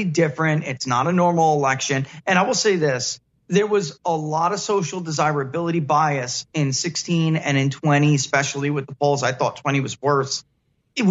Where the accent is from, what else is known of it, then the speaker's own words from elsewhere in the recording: United States; also born or lived in New Jersey; I'm from New York and New Jersey